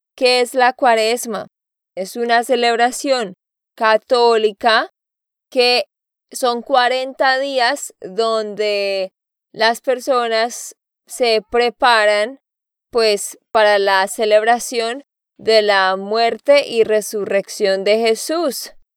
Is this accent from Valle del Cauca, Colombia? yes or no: no; Santander, Colombia; de Santander, Colombia